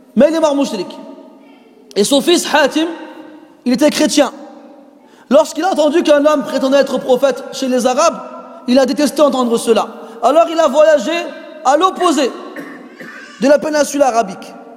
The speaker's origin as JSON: {"language": "French", "country": "Morocco", "said": "en tant que Marocain formaté"}